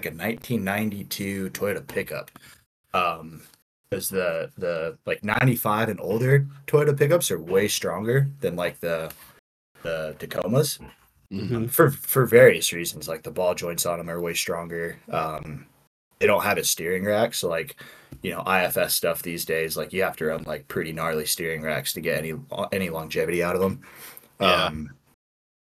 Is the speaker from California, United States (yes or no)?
yes; Southern California, United States; moved away; I'm from Southern California